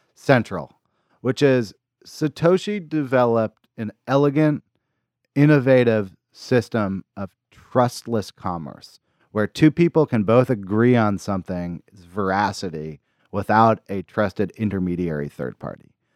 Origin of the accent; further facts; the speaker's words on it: Berkeley, California, United States; I grew up in Berkeley, California